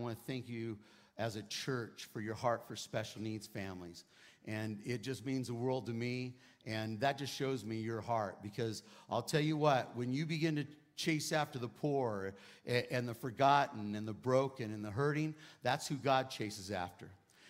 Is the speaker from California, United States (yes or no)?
yes; California, United States; accent: Cali-Texan; moved away as an adult; now in Texas, United States; I'm actually from California, but I've been at Lakewood for 20 years, so I call myself a Cali-Texan, right? It's like half and half, but I don't have the twang yet.